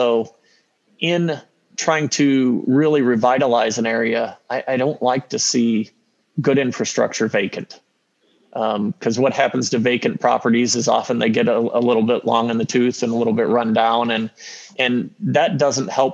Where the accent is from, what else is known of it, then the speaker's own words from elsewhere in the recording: Peoria, Illinois, United States; moved away; I grew up in Peoria